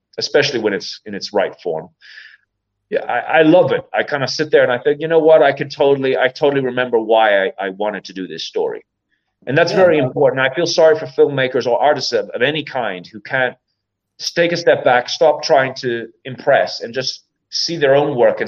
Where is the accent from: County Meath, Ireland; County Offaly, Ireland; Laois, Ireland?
County Meath, Ireland; I'm from County Meath